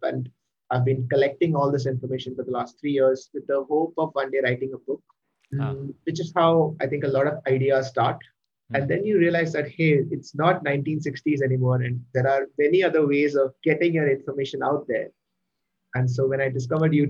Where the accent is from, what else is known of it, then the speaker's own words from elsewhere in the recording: Mumbai, Maharashtra, India; I am born and brought up in Mumbai and I've been in Mumbai my whole life, although my ancestors are from Kerala.